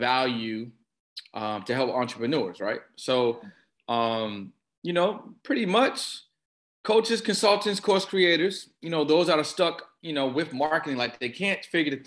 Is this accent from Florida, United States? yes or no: no; Boston, Massachusetts, United States; I'm from Boston